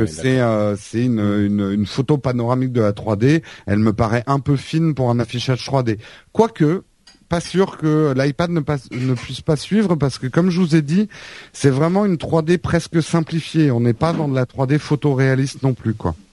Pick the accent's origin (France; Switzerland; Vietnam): France; Paris, Île-de-France; en tant que Parisien